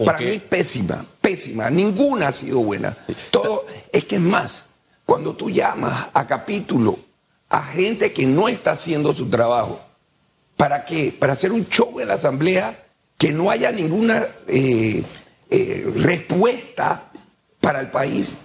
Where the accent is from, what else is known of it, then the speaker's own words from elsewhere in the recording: Panama; nosotros como panameños